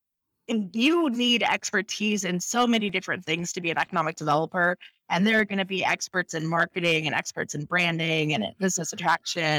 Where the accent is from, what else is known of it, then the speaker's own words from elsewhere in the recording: Crawfordsville, Indiana, United States; moved away as an adult; also born or lived in Arizona; now in Phoenix, United States; my hometown, Crawfordsville, is that we have Wabash College